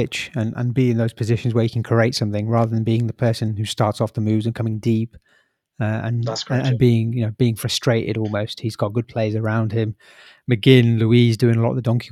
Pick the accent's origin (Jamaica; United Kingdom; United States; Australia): United Kingdom; Leamington Spa, West Midlands; I'm from Leamington